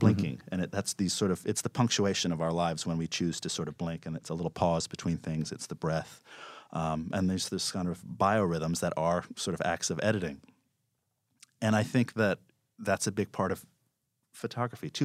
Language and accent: English; New York, United States; I grew up in New York, and, uh, my father was a filmmaker